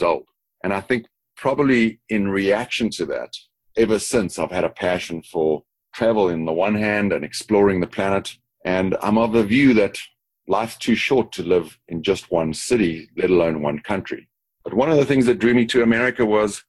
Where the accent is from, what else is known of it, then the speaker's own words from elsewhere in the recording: Johannesburg, Gauteng, South Africa; moved away as an adult; also born or lived in Dallas, United States / Singapore / Sydney, Australia; now in Chicago, United States; Born in Johannesburg, South Africa. Have moved around the world a fair amount, but still keep what I often call my Texas accent because it comes from the South.